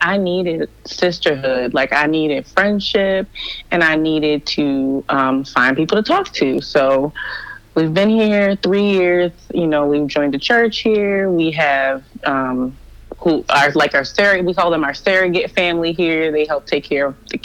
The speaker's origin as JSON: {"language": "English", "region": "Maryland", "country": "United States", "tie": "born or raised there", "moved": "as an adult", "lives_now": "Florida, United States", "said": "I had been born and raised in Maryland my whole life. I lived in the same little radius of probably 15 to 20 miles for 30 plus years."}